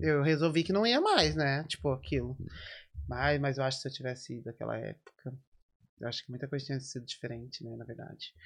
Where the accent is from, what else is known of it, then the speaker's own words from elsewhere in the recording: Americana, São Paulo, Brazil; moved away as an adult; now in Dublin, Ireland; eu nasci lá e fiquei lá até 2014